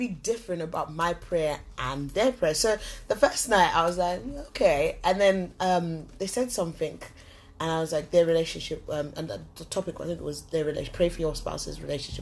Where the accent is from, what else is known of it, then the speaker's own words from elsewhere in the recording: Nottingham, East Midlands, United Kingdom; I am originally from Nottingham